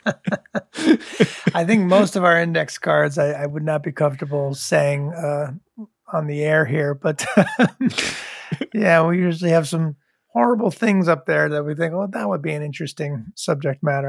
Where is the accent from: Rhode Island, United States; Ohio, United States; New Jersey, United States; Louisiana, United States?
Rhode Island, United States; I was growing up in Rhode Island